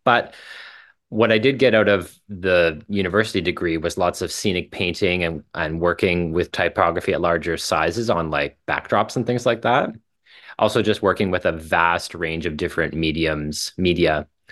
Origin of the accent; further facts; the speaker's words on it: Saskatchewan, Canada; moved away as an adult; also born or lived in Calgary; now in Toronto, Canada; I left my hometown in small town Saskatchewan